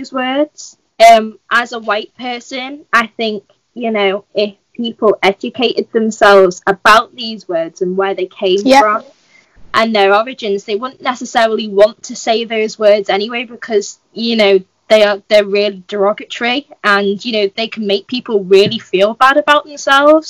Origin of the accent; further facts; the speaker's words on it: United Kingdom; I'm 18, and I identify as white British